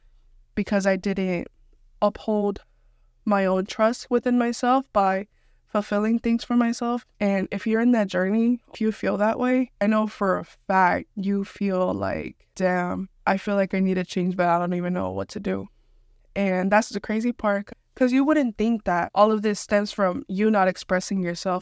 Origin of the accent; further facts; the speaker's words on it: Houston, Texas, United States; I'm from Houston, and even I don't know my whole city.